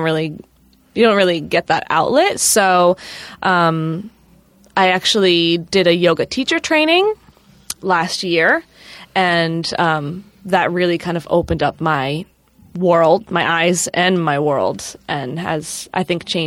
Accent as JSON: {"language": "English", "region": "Massachusetts", "country": "United States", "tie": "born or raised there", "moved": "as an adult", "lives_now": "New York City, United States", "said": "I grew up in Massachusetts, but both my parents are New Yorkers, so I always knew that I would end up in New York."}